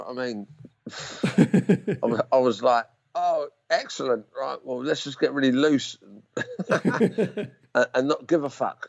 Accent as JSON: {"language": "English", "town": "Romford", "region": "London", "country": "United Kingdom", "said": "I can get away with it from Rumford, mate."}